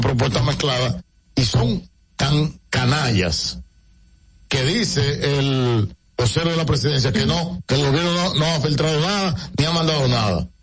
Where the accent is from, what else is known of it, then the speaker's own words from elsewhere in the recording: Dominican Republic; como dominicanos y dominicanas